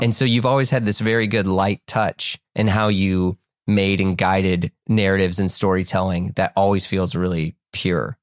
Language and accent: English; United States; just an American